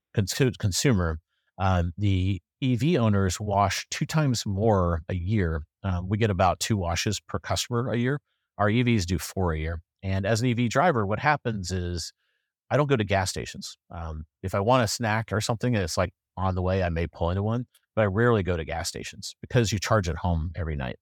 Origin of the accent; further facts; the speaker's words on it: South Carolina, United States; now in Durham, United States; I'm from South Carolina, but, uh, I'm coming to you live from Durham.